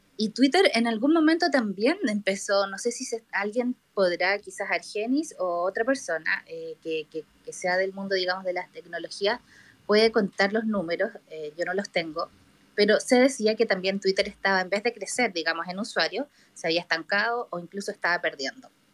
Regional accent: Chile; soy de Chile

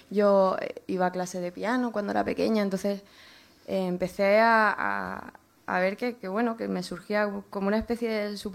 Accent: Toledo, Castilla-La Mancha, Spain; now in Madrid, Spain; De Toledo

